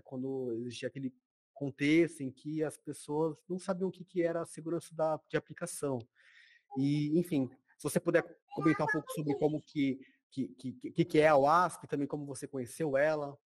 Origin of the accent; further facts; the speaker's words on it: Rondônia, Brazil; eu sou de Rondônia, que é do norte